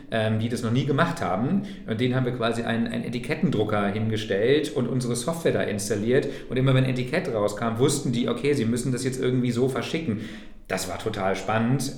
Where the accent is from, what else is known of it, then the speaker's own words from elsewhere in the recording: Braunschweig, Lower Saxony, Germany; moved away as an adult; also born or lived in Thuringia; in meiner Heimatstadt Braunschweig in Niedersachsen